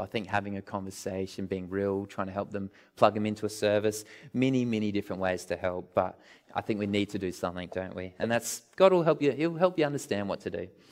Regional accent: Australia

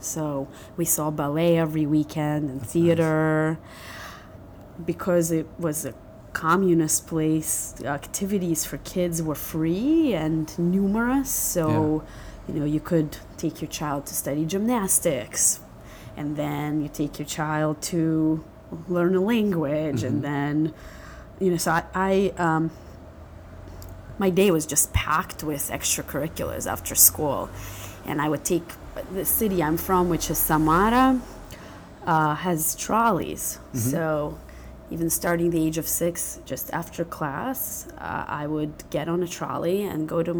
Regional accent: Philadelphia, Pennsylvania, United States; also born or lived in Russia; So I grew up in Philadelphia, two different neighborhoods. First, kind of immigrant neighborhood, mm-hmm. not downtown. And then at the age of 17, I started Penn and I moved to West Philly.

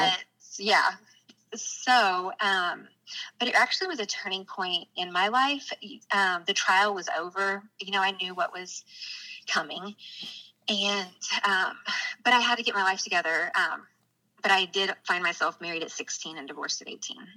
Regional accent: Bentonville, Arkansas, United States; I actually grew up in Bentonville, Arkansas, which is the northwest part of the state.

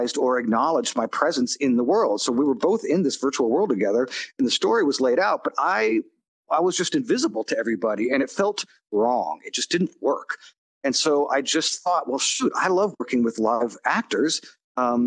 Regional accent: California, United States; I'm from California and was born in the late 60s.

